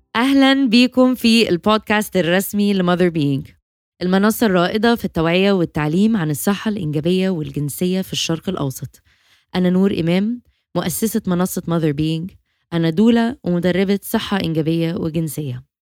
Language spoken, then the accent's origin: Arabic; Egypt; احنا عندنا